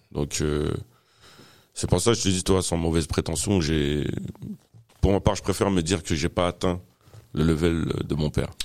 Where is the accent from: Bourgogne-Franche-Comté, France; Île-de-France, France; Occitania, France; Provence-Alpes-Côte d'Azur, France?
Île-de-France, France; Fresnes; also born or lived in Paris (18th arrondissement); ils ont décidé de s'installer dans le Val-de-Marne, dans la ville de Fresnes, là où j'ai grandi